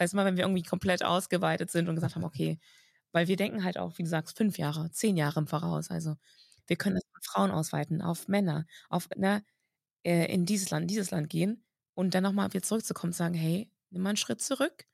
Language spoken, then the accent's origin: German; Germany; bei uns in Deutschland